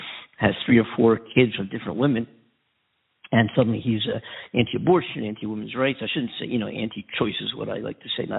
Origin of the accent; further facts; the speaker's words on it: Pennsylvania, United States; the Pennsylvania race, my home state